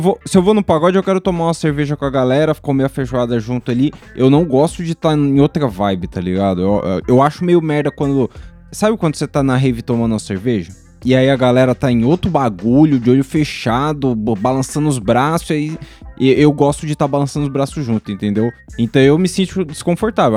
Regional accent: Brazil; eu cresci no JB

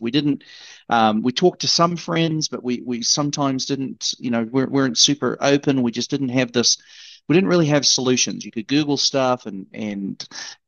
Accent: New Zealand; moved away as an adult; now in United States; born and raised in New Zealand and came to the States when I was 22

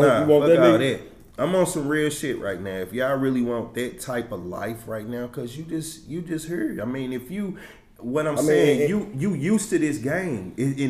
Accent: St. Louis, Missouri, United States; I'm from St. Louis, period, Walnut Port, South Side, downtown.

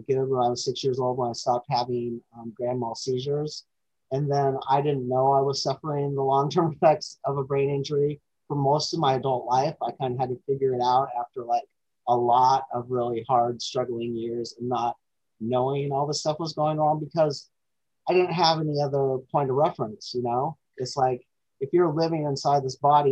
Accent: Alaska, United States; I was born in Alaska

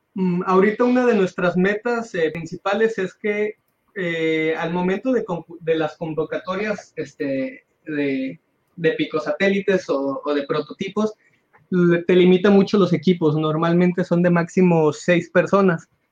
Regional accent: Nayarit, Mexico; also born or lived in Puerto Vallarta, Jalisco; now in Jalisco, Mexico; Yo soy originario de Nayarit

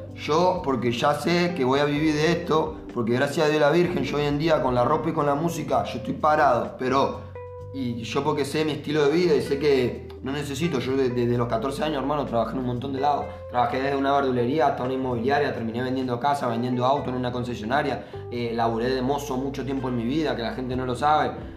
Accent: Mar del Plata, Buenos Aires Province, Argentina; yo soy acá de Parque Luro, luego Villa Primero

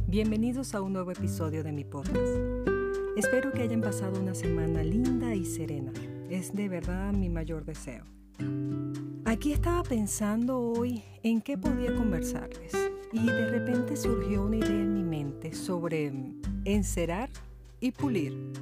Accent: Venezuela; moved away; yo soy abogada en la vida real, en mi país Venezuela

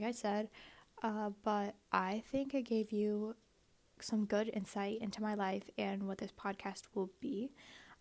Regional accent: United States; I am Asian American

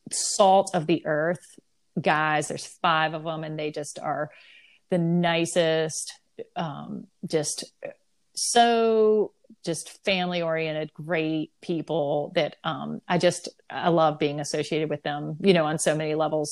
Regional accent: the South, United States; I'm from the South

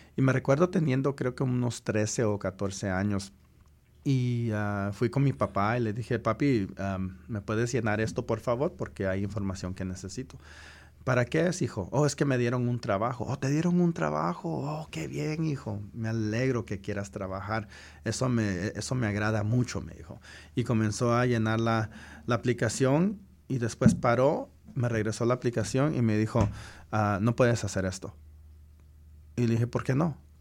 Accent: United States; also born or lived in Guatemala; aquí crecí. He estado, he estado en los Estados Unidos desde que tenía tres meses

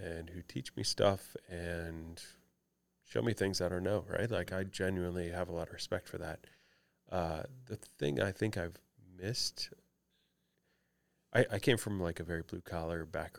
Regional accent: Detroit, Michigan, United States; moved away as an adult; now in St. Louis, United States; living and growing up in Detroit at that time

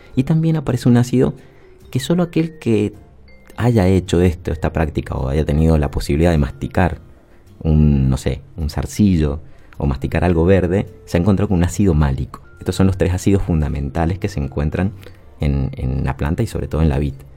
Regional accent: Mendoza, Argentina; somos mendocinos

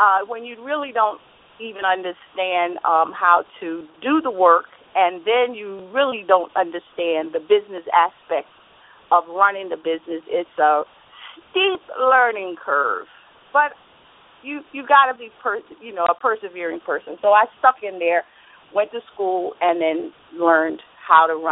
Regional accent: New York City, New York, United States; moved away as an adult; also born or lived in North Carolina; now in New Jersey, United States; I'm actually born North Carolina, grew up in Brooklyn, and moved to New Jersey almost a little over 30 years ago.

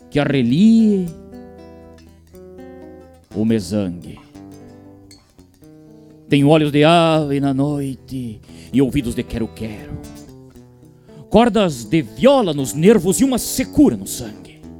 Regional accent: Rosário do Sul, Rio Grande do Sul, Brazil; moved away; eu sou natural lá de Rosário do Sul, fronteira oeste do nosso estado, uma cidade que eu tenho muito orgulho.

